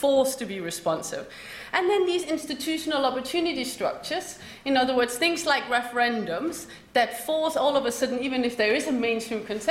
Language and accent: English; Denmark; moved away; I grew up in Denmark.